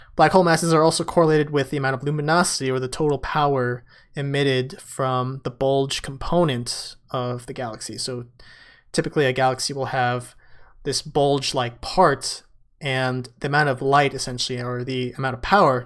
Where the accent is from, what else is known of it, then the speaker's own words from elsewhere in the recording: San Francisco, California, United States; San Francisco, my hometown.